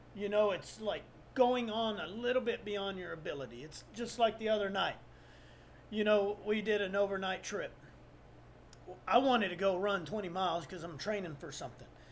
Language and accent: English; South Texas, United States; I'm from South Texas